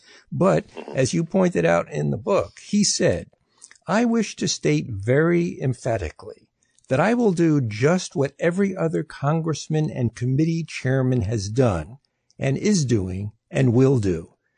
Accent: New York, United States; I grew up in New York

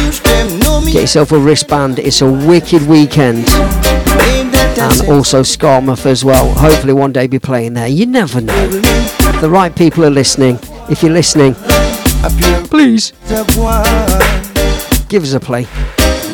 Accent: Midlands, United Kingdom; I'm from the Midlands

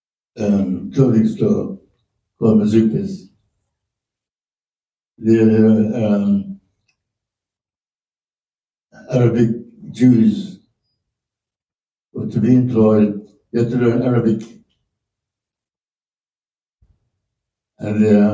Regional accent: Jamaica; moved away as an adult; also born or lived in England; I was born in Jamaica

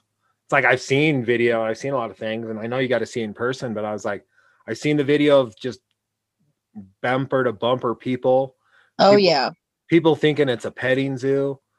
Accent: Oregon, United States; moved away; also born or lived in Wyoming / New York; I grew up with him in Oregon.

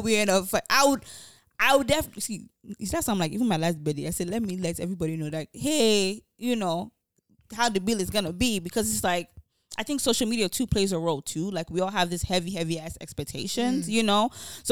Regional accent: Nigeria; now in United States; as a Nigerian woman, this is part of our culture

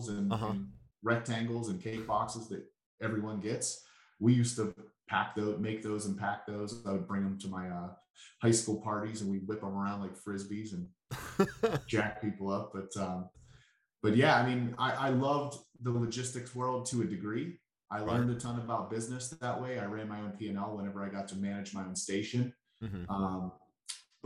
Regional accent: Pittsburgh, Pennsylvania, United States; accent: Pittsburghese; I'm a little kid born and raised in Pittsburgh.

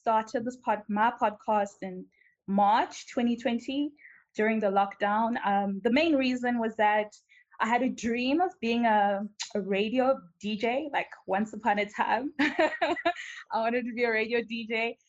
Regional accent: Malawi; now in South Africa; I am from Malawi, but I'm currently based in South Africa

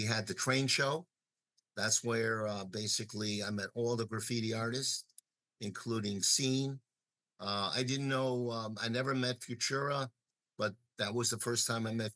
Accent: New York, United States; moved away; also born or lived in Chicago; I was born in New York, I was born in Brooklyn

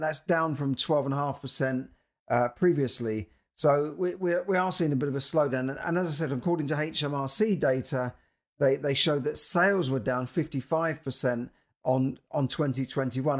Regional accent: London, United Kingdom; I'm a Londoner

